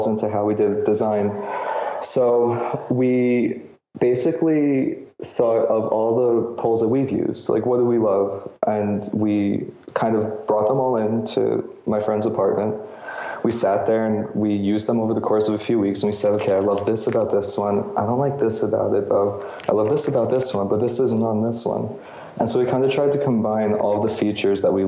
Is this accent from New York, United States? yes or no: yes; New York City, New York, United States; I grew up in New York